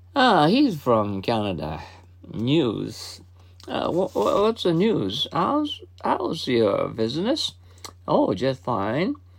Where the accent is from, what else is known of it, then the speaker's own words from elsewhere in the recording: Mie, Japan; English is a second language; now in Kobe, Japan; I've just uh, come from my hometown